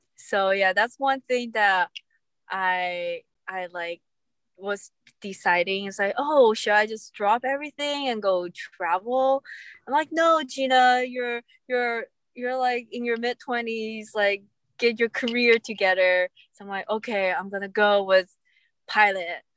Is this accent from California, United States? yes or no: yes; California, United States; I'm from California